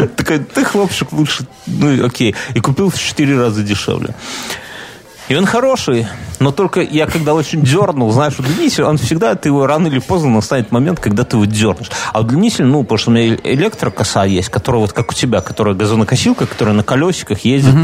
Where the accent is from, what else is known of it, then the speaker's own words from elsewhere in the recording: Minsk, Belarus; Я минчанин, я ж в Минске прописан